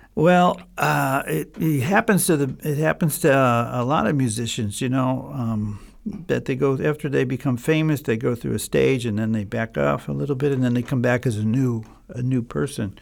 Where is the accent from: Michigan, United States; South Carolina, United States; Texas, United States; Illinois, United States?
Illinois, United States; Chicago; I grew up in Chicago